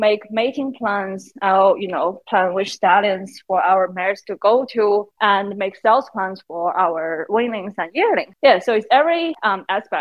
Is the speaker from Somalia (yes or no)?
no; Beijing, China; moved away as an adult; also born or lived in United States; now in Melbourne, Australia; I'm originally from Beijing, China. Now I'm based in Melbourne, Australia